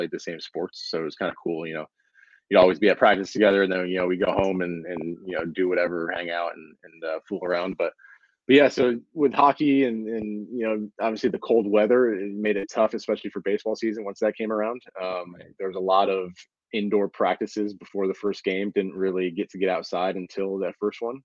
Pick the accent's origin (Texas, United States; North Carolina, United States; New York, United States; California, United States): New York, United States; Binghamton; born and raised in Binghamton, about an hour from Syracuse for people looking at a map, about an hour south. Upstate New York